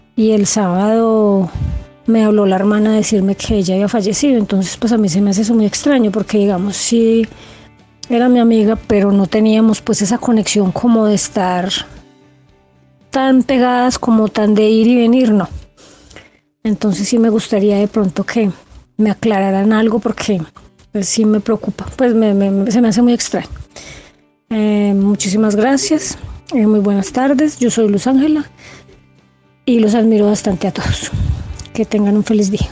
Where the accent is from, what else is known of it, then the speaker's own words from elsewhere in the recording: Manizales, Caldas, Colombia; yo soy de Manizales, Colombia